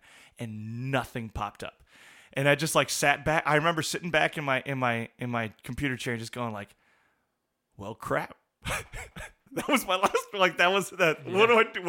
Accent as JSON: {"language": "English", "town": "La Crosse", "region": "Wisconsin", "country": "United States", "tie": "born or raised there", "said": "there were just awesome men in our congregation that I grew up in La Crosse"}